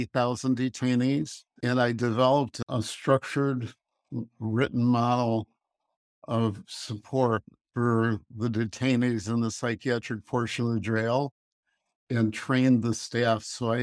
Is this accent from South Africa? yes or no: no; Chicago, Illinois, United States; also born or lived in Colorado Springs, Colorado; I grew up in Chicago.